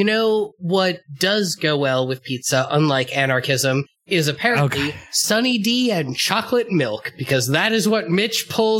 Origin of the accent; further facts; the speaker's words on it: New York, United States; as the New Yorker on this show